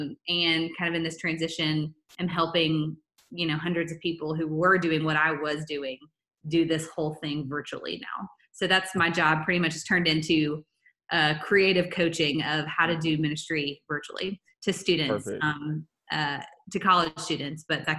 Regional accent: Lexington, Kentucky, United States; moved away as an adult; also born or lived in Texas / Mississippi; Yeah, so I grew up here in Lexington. I went to Bryan Station High School

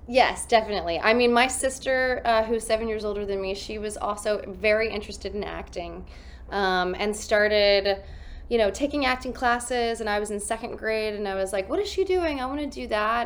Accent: Columbia, South Carolina, United States; I grew up in Columbia, South Carolina

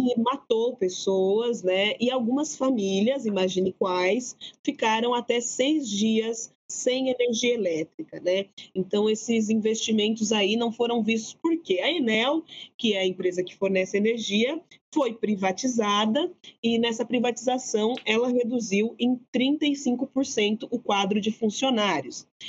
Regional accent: Araraquara, São Paulo, Brazil; de onde venho, né? Das periferias de Araraquara

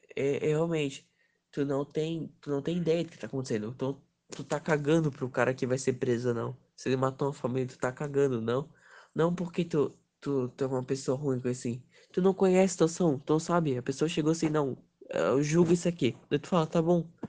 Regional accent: Brazil; a gente é brasileiro

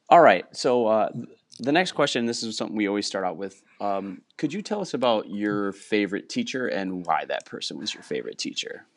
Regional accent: Wisconsin, United States; moved away as an adult; also born or lived in Houston, Texas; I grew up in Wisconsin, and I'm, I'm back living about an hour from where I grew up after eight years in Houston

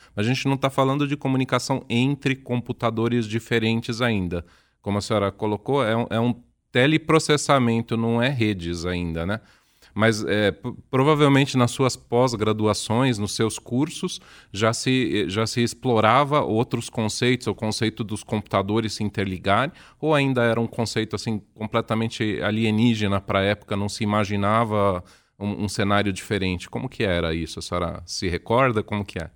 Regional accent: São Paulo, Brazil; accent: paulistano; um sotaque diferente aqui do nosso sotaque paulistano

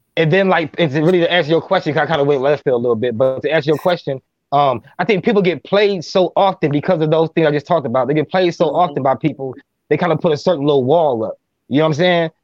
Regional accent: Minneapolis, Minnesota, United States; I'm from Minneapolis, Minnesota

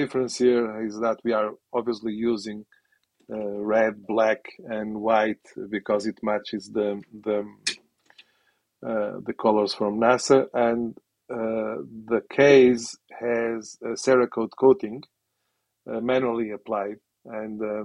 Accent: Portugal; now in United Kingdom; I am from Portugal originally.

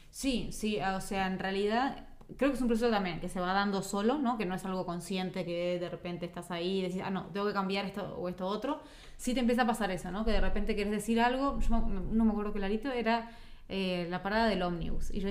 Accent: Argentina; Yo de repente conozco a alguien, yo que sé, uruguayo, soy argentino

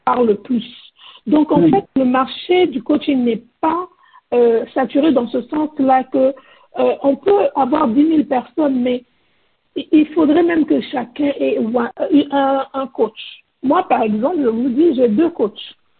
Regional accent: Côte d’Ivoire; moved away as an adult; now in United States; je suis ivoirienne. Euh, je vis aux États-Unis depuis à peu près 20 ans

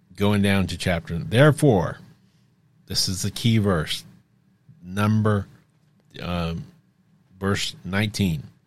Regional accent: United States; we grew up in America

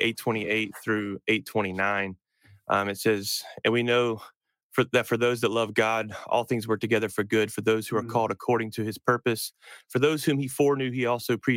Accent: North Carolina, United States; moved away as an adult; also born or lived in upstate New York; I grew up in North Carolina, and then I went to college in South Carolina.

